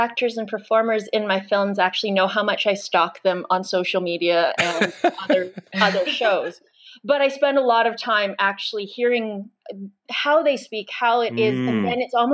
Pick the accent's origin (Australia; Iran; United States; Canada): Canada; Brandon, Manitoba; I was raised in Brandon, Manitoba